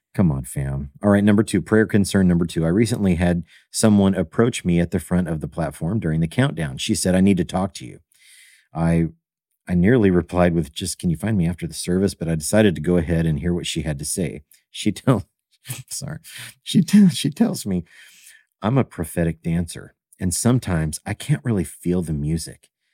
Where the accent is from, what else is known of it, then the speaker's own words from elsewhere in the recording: Evansville, Indiana, United States; I grew up in Evansville, Indiana